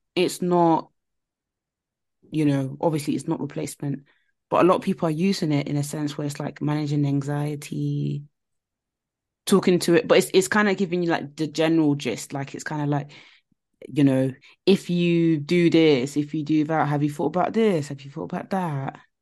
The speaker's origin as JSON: {"language": "English", "country": "Nigeria", "said": "I'm Nigerian"}